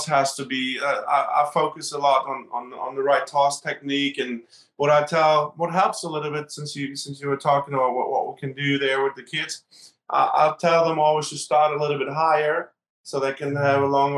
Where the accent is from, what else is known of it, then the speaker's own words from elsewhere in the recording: Berlin, Germany; moved away; I grew up in Berlin and Germany